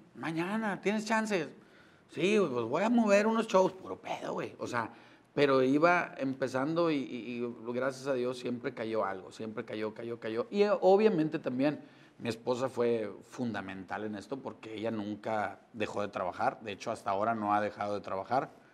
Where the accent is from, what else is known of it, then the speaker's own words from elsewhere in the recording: San Nicolás de los Garza, Nuevo León, Mexico; yo soy de San Nicolás de los Garza. Yo nací ahí en la Clínica 6, ahí en la Avenida Universidad. Me crié en la colonia Chapultepec